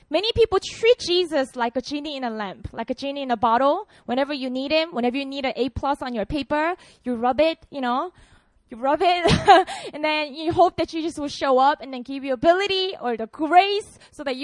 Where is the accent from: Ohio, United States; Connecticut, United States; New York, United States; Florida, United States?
Ohio, United States; New Philadelphia; because I'm from New Philly, and many of you go there